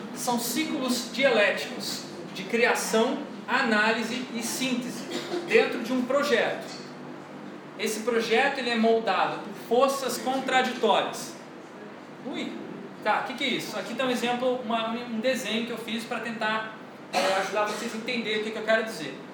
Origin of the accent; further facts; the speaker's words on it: Rio de Janeiro, Brazil; eu sou carioca